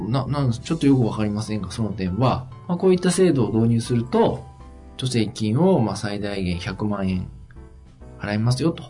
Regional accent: Tohoku, Japan; 僕はあの東北人なんでアクセントが苦手だな。

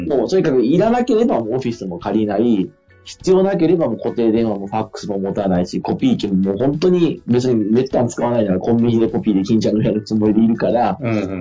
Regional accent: Fukui, Japan; 地元の福井でやってる会社も

